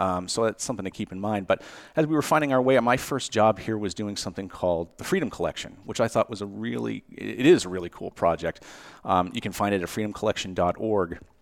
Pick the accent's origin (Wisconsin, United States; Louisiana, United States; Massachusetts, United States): Massachusetts, United States; Cape Cod; moved away; I grew up in Cape Cod, Massachusetts.